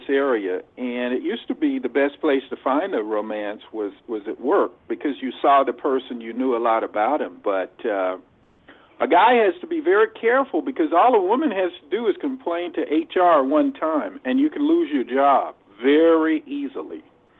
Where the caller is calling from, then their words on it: Los Angeles, California, United States; Yeah, …, L.A.